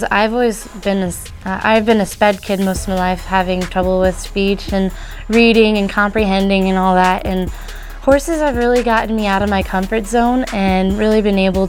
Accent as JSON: {"language": "English", "town": "Spalding", "region": "Nebraska", "country": "United States", "said": "I'm from Spalding, Nebraska"}